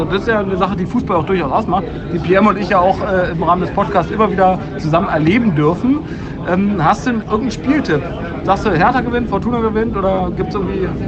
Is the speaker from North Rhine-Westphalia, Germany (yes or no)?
yes; Düsseldorf, North Rhine-Westphalia, Germany; ich bin ja gleich bei einer Auswärtsfahrt dabei, als Düsseldorfer sozusagen.